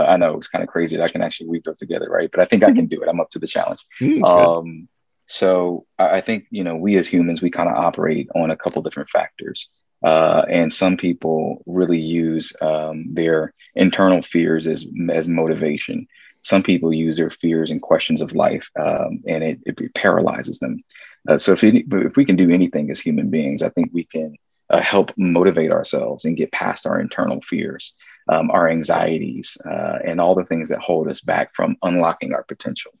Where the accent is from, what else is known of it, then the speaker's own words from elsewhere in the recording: Columbus, Ohio, United States; I was from Columbus